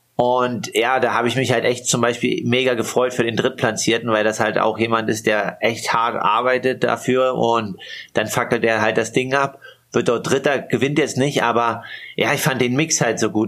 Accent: Altmark, Saxony-Anhalt, Germany; born or raised there; moved away

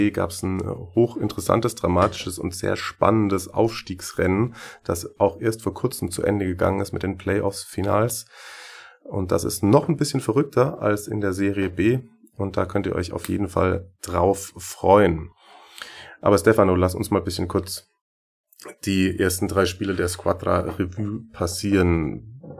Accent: Schwäbisch Hall, Baden-Württemberg, Germany; Ich bin 25 Jahre alt, bin gebürtig aus Schwäbisch Hall

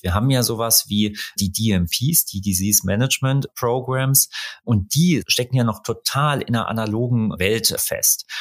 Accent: Rhineland-Palatinate, Germany; ich komme aus Rheinland-Pfalz

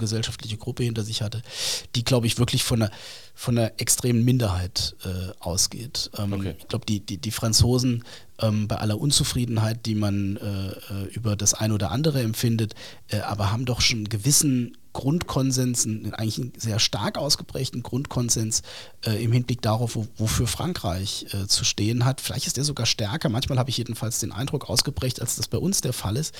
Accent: Saarland, Germany; wir Saarländer, glaube ich, ein Stück besser. Ähm, weil wenn man hier gelebt hat

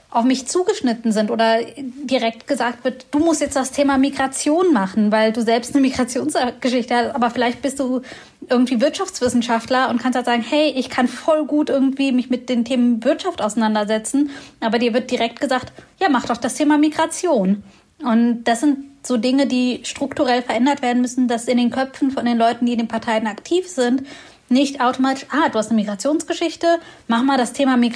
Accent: Göttingen, Lower Saxony, Germany; Ich bin ja aus Göttingen und das ist eine Studiestadt mit sehr vielen jungen Menschen.

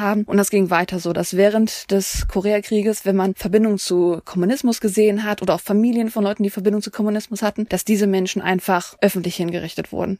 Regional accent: East Germany, Germany; als Ostdeutsche

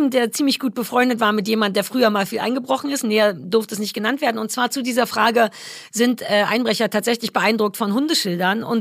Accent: Germany; Doch, ich komme aus der DDR. Du kannst froh sein, dass ich überhaupt atmen durfte.

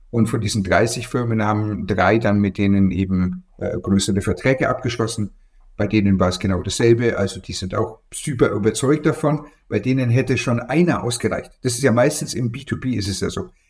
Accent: Bavaria, Germany; Ja, ich nehme immer Bier. Also ich bin aus Franken.

